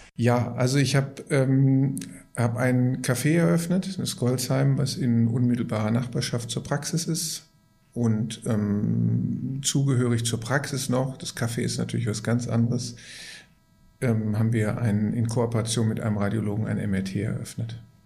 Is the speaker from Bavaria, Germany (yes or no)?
no; Gelsenkirchen, North Rhine-Westphalia, Germany; Ich komme aus, gebürtig aus Gelsenkirchen. Und ich vergleiche das immer damit, dass auf der Straße, auf der ich groß geworden bin, da gab es sieben Pommesbuden